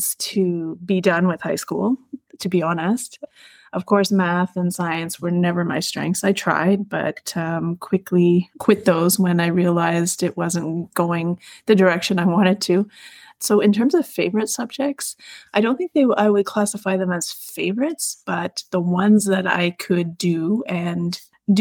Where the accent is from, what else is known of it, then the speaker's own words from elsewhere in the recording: Arnprior, Ontario, Canada; I grew up in Arm Prior